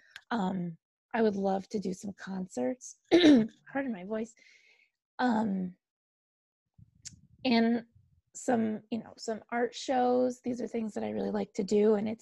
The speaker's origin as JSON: {"language": "English", "town": "Bloomfield", "region": "Connecticut", "country": "United States", "tie": "born or raised there", "said": "I'm from Bloomfield, and up here we have the Prosser Public Library, and I grew up going to it."}